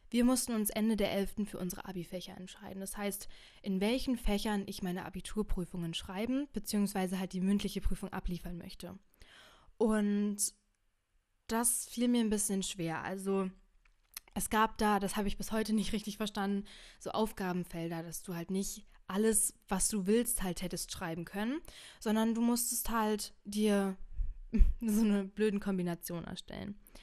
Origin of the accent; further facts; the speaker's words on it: Brandenburg, Germany; ich bin in Brandenburg zwölf Jahre zur Schule gegangen